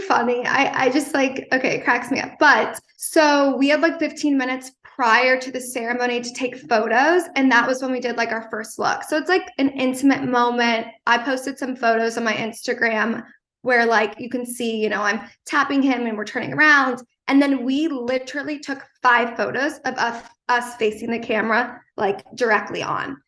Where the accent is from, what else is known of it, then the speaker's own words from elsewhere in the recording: East Coast, United States; I'm from the East Coast